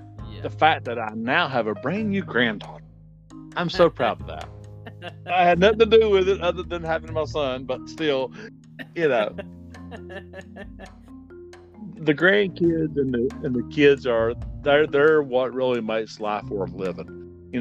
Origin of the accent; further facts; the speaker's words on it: Asheville, North Carolina, United States; I grew up here in Asheville, here where I'm at now